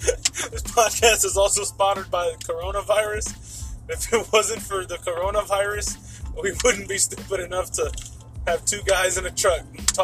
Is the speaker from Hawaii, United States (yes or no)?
no; Texas, United States; we're from Texas.